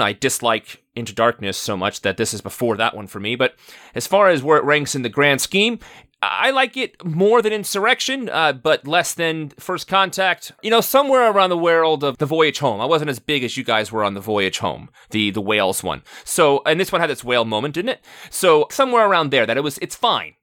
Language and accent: English; New York, United States; I grew up in New York